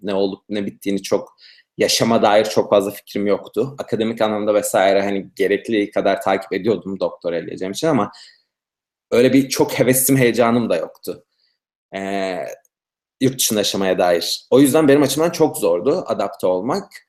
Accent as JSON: {"language": "Turkish", "country": "Turkey", "tie": "born or raised there", "moved": "as an adult", "lives_now": "United States", "said": "ben doğum doğduğum günden Amerika gelene kadar yani aynı sokak içinde büyüdüm"}